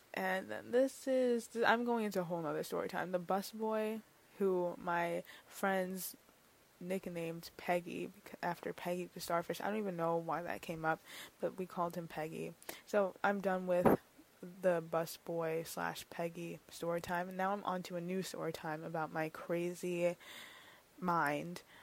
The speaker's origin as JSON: {"language": "English", "town": "New York City", "region": "New York", "country": "United States", "said": "I'm from New York City"}